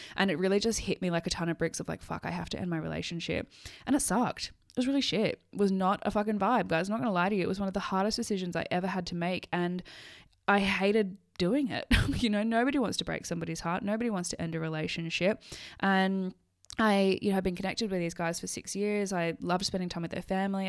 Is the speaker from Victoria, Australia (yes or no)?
no; Sydney, New South Wales, Australia; moved away as an adult; now in Scotland; leave my life in Sydney